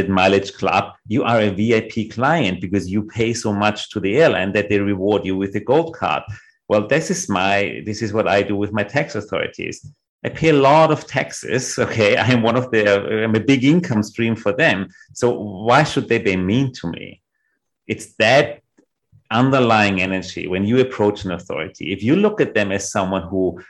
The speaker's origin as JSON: {"language": "English", "region": "Vienna", "country": "Austria", "tie": "born or raised there", "said": "what I really learned growing up in Vienna"}